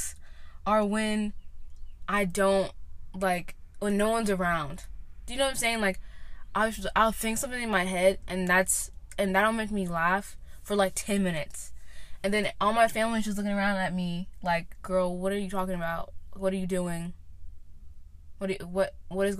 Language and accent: English; Knoxville, Tennessee, United States; I'm from Knoxville, Tennessee